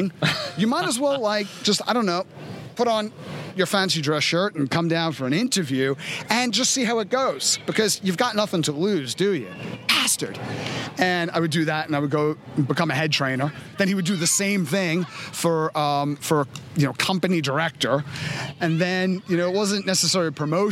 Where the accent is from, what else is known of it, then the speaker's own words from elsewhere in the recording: New York City, New York, United States; I was growing up in Coney Island in the 80s.